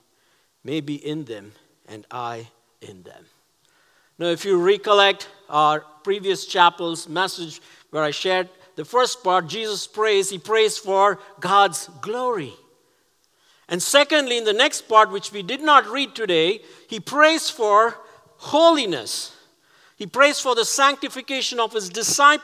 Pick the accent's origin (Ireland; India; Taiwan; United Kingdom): India; Chennai, Tamil Nadu; moved away; my hometown of Chennai